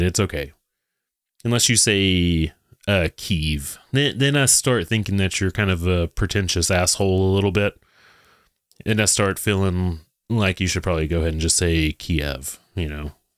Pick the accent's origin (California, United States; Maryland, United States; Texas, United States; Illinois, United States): Texas, United States; I'm from Texas